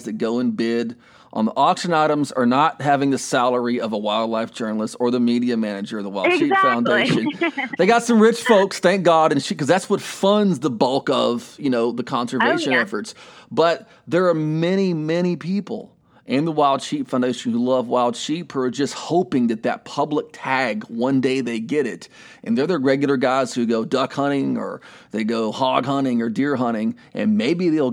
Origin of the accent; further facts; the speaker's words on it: Texas, United States; I'm from Texas